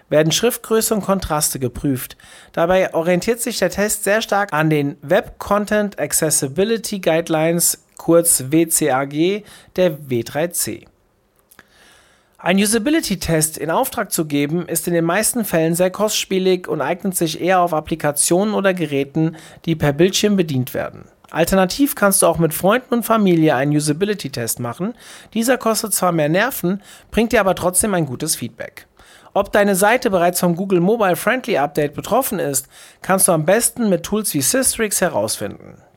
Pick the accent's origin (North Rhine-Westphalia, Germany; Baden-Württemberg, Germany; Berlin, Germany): North Rhine-Westphalia, Germany; Essen; Dem Ruhrport emotional stark verbunden, zog ich nach meinem Studium zurück in meine Heimat Essen.